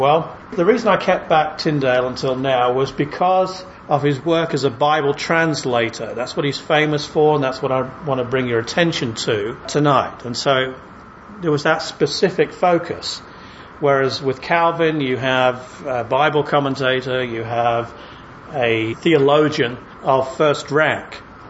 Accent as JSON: {"language": "English", "region": "England", "country": "United Kingdom", "said": "I'm English"}